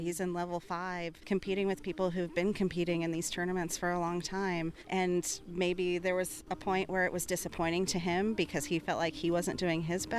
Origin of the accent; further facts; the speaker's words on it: Missouri, United States; That's why I'm proud that I'm from Missouri